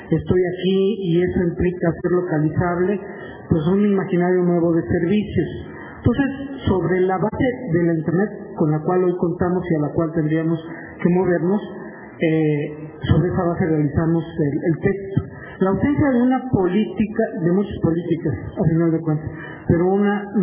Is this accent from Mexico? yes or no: yes; Mexico